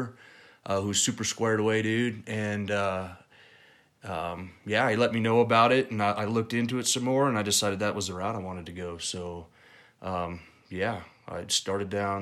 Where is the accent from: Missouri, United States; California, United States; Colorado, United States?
Colorado, United States; born and raised in Colorado.